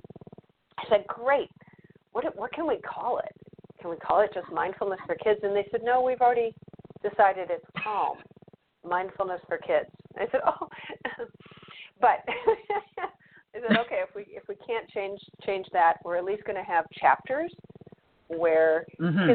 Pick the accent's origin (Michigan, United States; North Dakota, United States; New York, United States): Michigan, United States; I grew up in Michigan